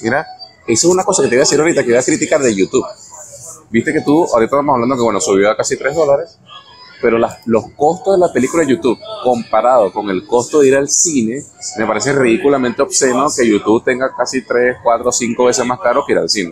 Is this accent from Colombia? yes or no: no; Venezuela; moved away; also born or lived in Panama; como en mi país, el béisbol